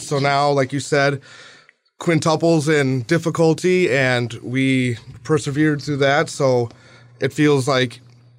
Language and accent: English; United States; we're American and we don't know Russian.